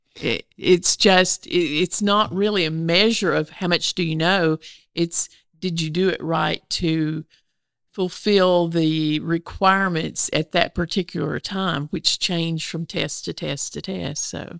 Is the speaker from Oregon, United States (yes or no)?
no; Northeast Arkansas, United States; now in Little Rock, United States; I grew up in Northeast Arkansas, in the rice fields